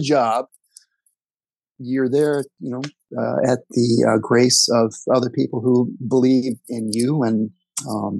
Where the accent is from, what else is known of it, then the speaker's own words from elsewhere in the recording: Dayton, Ohio, United States; now in Washington, D.C., United States; we grew up in Dayton, Ohio